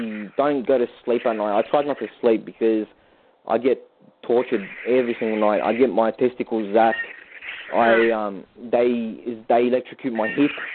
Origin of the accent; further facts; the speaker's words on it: Australia; I'm from Australia